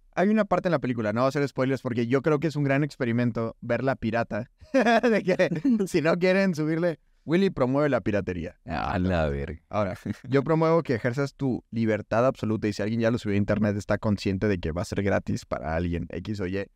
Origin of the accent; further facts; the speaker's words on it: Hidalgo del Parral, Chihuahua, Mexico; me preguntan de dónde eres de Parral, le digo, sí